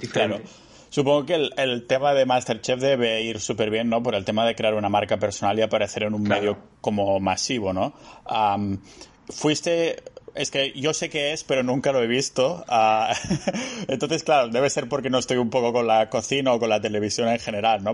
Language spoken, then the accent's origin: Spanish; near Barcelona, Catalonia, Spain; moved away as an adult; now in Estonia; Cuando estaba en mi pueblo cerca de Barcelona